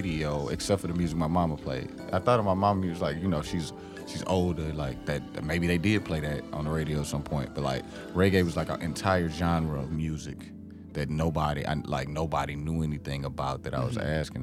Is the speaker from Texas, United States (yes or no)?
no; East St. Louis, Illinois, United States; I grew up in East St. Louis